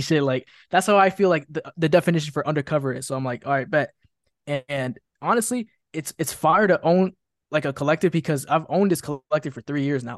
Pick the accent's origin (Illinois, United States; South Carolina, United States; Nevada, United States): Illinois, United States; Chicago; I was born and raised in Chicago, Illinois